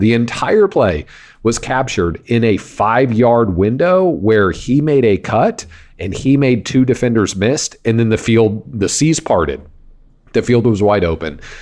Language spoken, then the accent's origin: English; Wichita, Kansas, United States; I grew up in Kansas